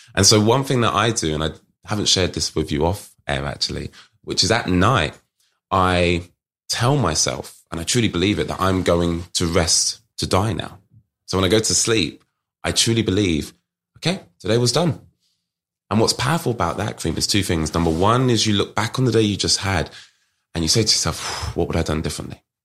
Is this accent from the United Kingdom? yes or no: yes; United Kingdom; accent: British; my British accent, here from the U K